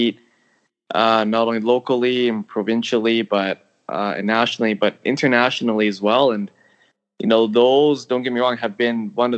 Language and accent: English; Canada; moved away; also born or lived in Hong Kong (ancestry) / Tokyo, Japan; I'm Chinese Canadian